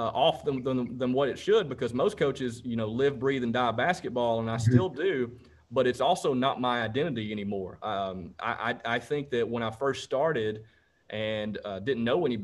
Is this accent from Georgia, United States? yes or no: yes; Rome, Georgia, United States; Rome is actually my hometown.